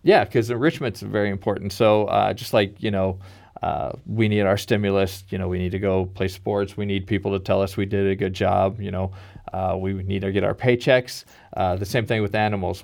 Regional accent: Kansas City, Missouri, United States; my hometown in Kansas City

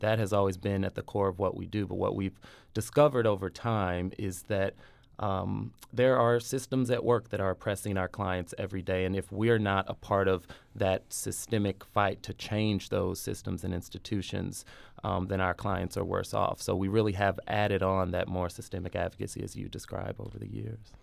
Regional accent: St. Louis, Missouri, United States; moved away as an adult; my hometown

